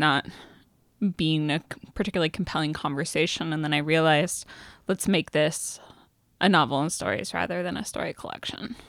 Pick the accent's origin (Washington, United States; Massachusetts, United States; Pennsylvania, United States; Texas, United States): Washington, United States; Seattle; I grew up in Seattle around Ken Griffey Junior and Alex Rodriguez.